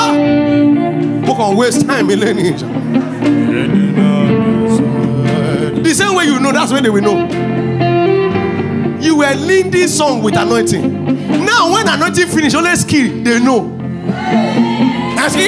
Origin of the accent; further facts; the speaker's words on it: Nigeria; Me that grew up from Ondo Ikiti side